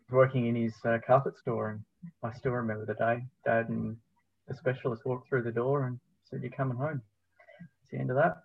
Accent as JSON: {"language": "English", "region": "Tasmania", "country": "Australia", "tie": "born or raised there", "also_born_or_lived": "Melbourne / Spain", "said": "I'm born and bred Tasmanian"}